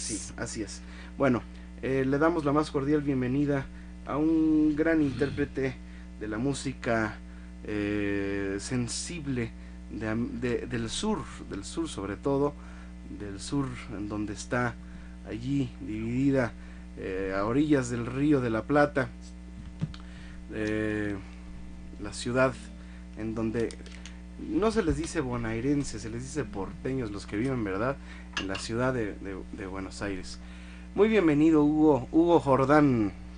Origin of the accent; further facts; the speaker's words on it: Mexico; yo siento como, como mexicano